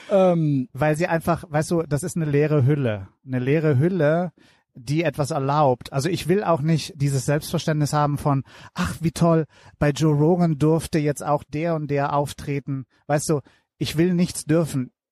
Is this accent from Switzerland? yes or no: no; Italy; German is a second language; ich komme aus Italien.